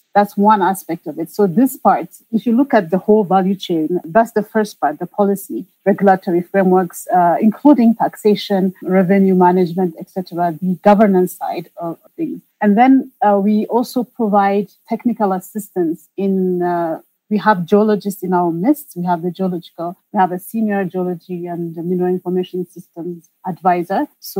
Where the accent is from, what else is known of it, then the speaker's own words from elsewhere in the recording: Ethiopia; moved away as an adult; also born or lived in France / United States; I grew up in Ethiopia. I was born in Ethiopia, and I studied in France.